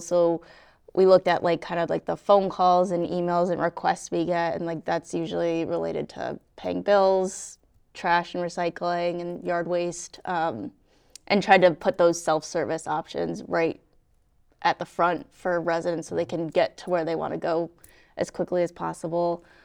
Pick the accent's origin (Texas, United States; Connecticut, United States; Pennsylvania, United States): Connecticut, United States; right outside of Hartford; moved away as an adult; also born or lived in North Andover, Massachusetts; I grew up, uh, right outside of Hartford